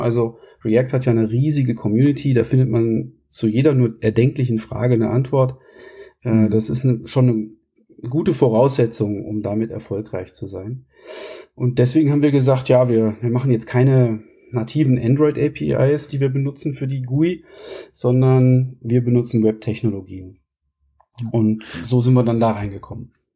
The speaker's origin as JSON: {"language": "German", "town": "Kassel", "region": "Hesse", "country": "Germany", "also_born_or_lived": "Munich / Sweden", "moved": "as an adult", "said": "ich komme aus Kassel, da wo ich jetzt auch mittlerweile wieder bin"}